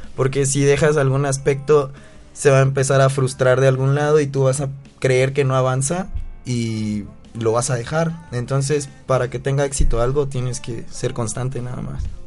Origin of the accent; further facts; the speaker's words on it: Chiapas, Mexico; now in Mexico City, Mexico; yo soy de Chiapas